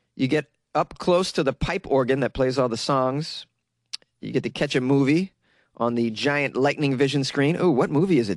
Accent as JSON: {"language": "English", "region": "Massachusetts", "country": "United States", "said": "Massachusetts, my home state"}